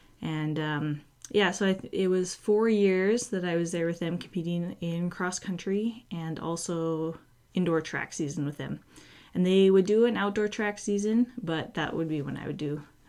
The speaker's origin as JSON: {"language": "English", "town": "Edmonton", "region": "Alberta", "country": "Canada", "tie": "born or raised there", "said": "and then 2014, I got to compete in Edmonton. So I guess it would be my hometown world championship race."}